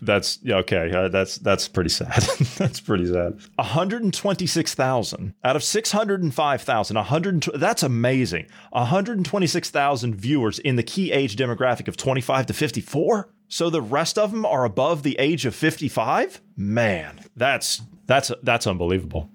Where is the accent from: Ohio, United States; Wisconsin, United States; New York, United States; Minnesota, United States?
Ohio, United States; my native state of Ohio, my home state of Ohio